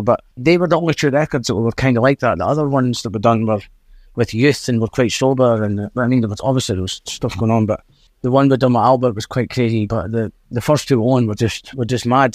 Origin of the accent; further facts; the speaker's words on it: Dundee, Scotland, United Kingdom; accent: Scottish; a place we are from in Drybra and s, and Dundee